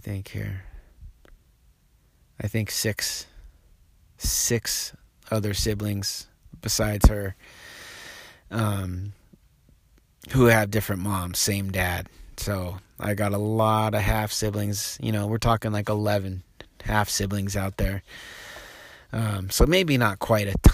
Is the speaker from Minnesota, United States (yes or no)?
no; Reedsport, Oregon, United States; also born or lived in Apache Junction, Arizona / Boise, Idaho; now in Portland, United States; I grew up in Reed's Port, Oregon, which is a little logging community down on the coast, about 5,000 people